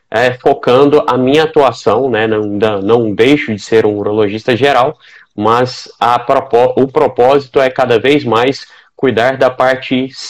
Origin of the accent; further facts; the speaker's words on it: Goiânia, Goiás, Brazil; eu sou médico urologista, especializado em andrologia, sou de Goiânia, atuo aqui na Terrinha, né, fiz a minha formação em urologia aqui mesmo